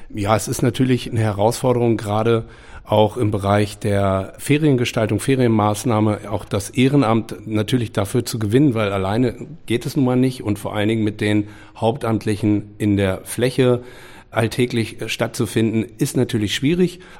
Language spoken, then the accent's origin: German; Hameln, Lower Saxony, Germany; in meiner Stadt, wo ich groß geworden bin und wo ich jetzt aus einem anderen Blickwinkel heraus als Vater von drei Kindern, die hier in Hameln groß werden